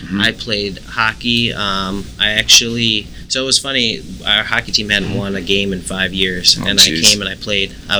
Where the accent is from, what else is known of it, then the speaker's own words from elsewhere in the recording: Buffalo, New York, United States; I'm from Buffalo, New York, and I'm 32 years old right now.